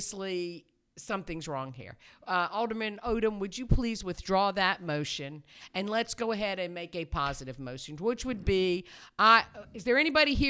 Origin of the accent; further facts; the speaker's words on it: New York, United States; now in New Bern, United States; I'm from New York